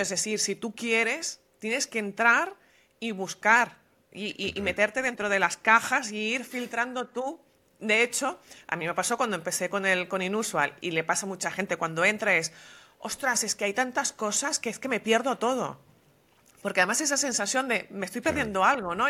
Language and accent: Spanish; Venezuela; moved away as an adult; also born or lived in Madrid, Spain; yo nací en Venezuela y de la misma generación